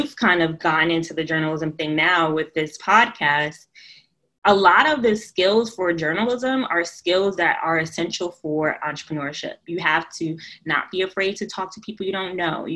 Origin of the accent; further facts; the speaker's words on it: New York City, New York, United States; I'm from New York, Brooklyn, New York, born and raised